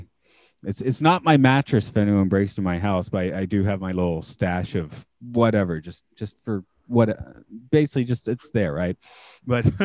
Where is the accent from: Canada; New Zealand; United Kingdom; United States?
United States; Atlanta, Georgia; now in Japan; I'm from Atlanta. We have a very large Vietnamese community